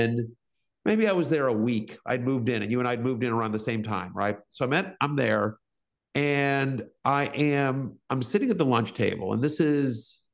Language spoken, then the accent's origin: English; Texas, United States; also born or lived in East Coast; I was a sensitive Jewish kid in South Central Tech growing up in Texas